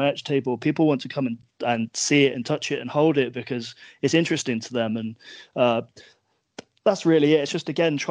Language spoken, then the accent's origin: English; England, United Kingdom; we're a country of British people